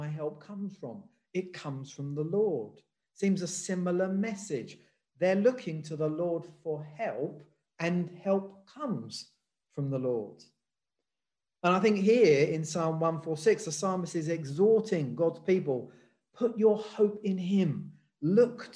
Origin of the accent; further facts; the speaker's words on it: England, United Kingdom; I was born in England. I've lived in England all my life